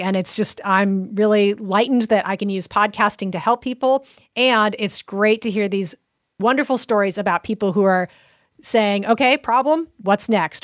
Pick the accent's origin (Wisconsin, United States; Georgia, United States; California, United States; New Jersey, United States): California, United States; Central Coast; now in Baton Rouge, United States; Central Coast, so almost halfway between Los Angeles and San Francisco on the coast